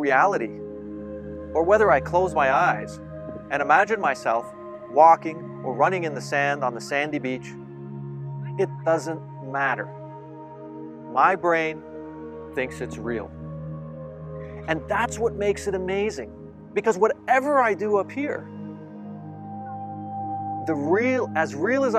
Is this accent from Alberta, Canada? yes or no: no; Toronto, Ontario, Canada; I'm from Toronto